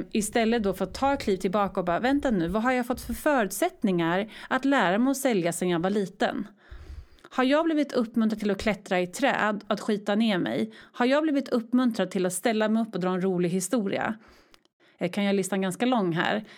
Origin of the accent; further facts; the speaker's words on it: Örebro, Örebro County, Sweden; moved away as an adult; also born or lived in Stockholm; now in Örebro, Sweden; flyttade till min hemstad Örebro